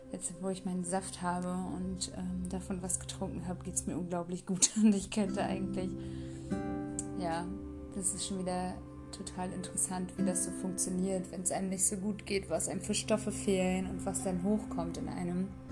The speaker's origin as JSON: {"language": "German", "town": "Rostock", "region": "Mecklenburg-Vorpommern", "country": "Germany", "said": "Ich komme aus Rostock."}